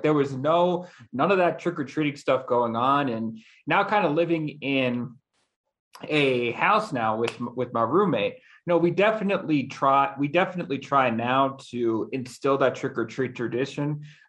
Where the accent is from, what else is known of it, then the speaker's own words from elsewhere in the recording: Long Island, New York, United States; moved away; Right around Long Island.